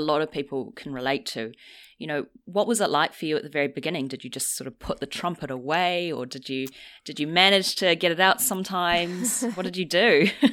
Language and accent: English; New Zealand; now in London, United Kingdom; I'm from New Zealand